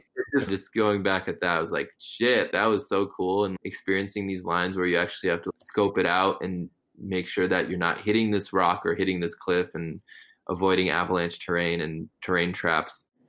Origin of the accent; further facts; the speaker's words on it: Connecticut, United States; also born or lived in Gujarat, India; mostly just saw folks with two legs and primarily white folks growing up in Connecticut